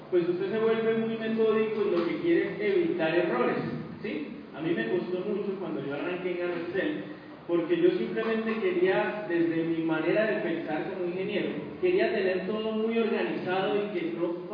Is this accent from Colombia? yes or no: yes; Colombia